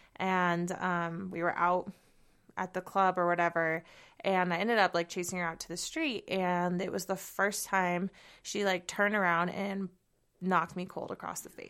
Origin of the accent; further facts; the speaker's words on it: Southern California, United States; moved away as an adult; also born or lived in Seattle / San Francisco; now in Bozeman, United States; I'm actually originally from California. um, SoCal